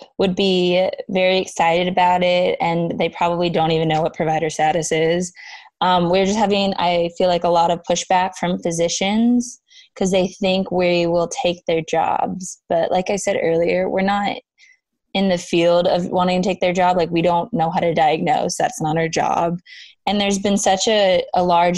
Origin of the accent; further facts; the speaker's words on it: Louisiana, United States; I'm from Louisiana, and some of my friends in pharmacy school in Louisiana